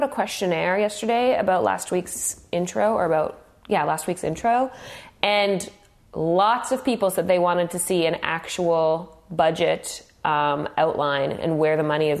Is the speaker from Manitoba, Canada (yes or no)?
yes; Manitoba, Canada; moved away as an adult; also born or lived in Calgary; now in Toronto, Canada; I'm from Manitoba.